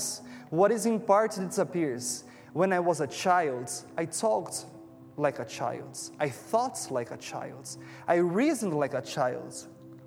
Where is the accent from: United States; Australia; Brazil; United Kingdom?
Brazil; English is a second language; moved away as an adult; now in Toronto, Canada; I'm from Brazil, and my wife and I, we have moved here like 1 year ago